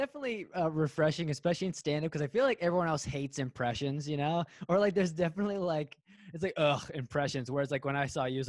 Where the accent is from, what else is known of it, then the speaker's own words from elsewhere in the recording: Canton, Ohio, United States; I'm from Canton